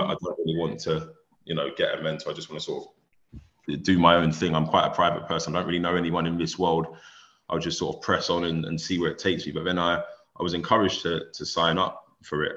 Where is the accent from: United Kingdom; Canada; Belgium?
United Kingdom; London; I grew up in a single parent home in South London